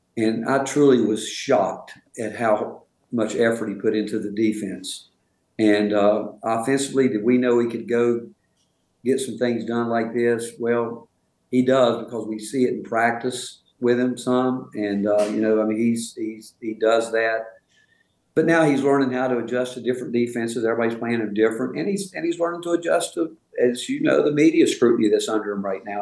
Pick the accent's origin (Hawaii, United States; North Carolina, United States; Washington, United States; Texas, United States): North Carolina, United States; moved away as an adult; also born or lived in Rhode Island / Tennessee; you mentioned growing up in the South and North Carolina, I grew up in a really good home